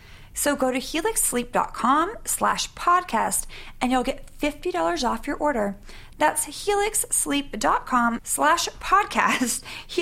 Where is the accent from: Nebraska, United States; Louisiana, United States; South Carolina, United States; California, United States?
California, United States; Sacramento; moved away; also born or lived in New York; Sacramento, California.